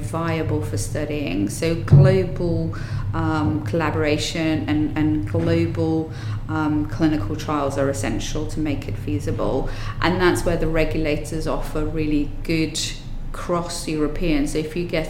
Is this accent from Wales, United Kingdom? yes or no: yes; Wales, United Kingdom; I'm Welsh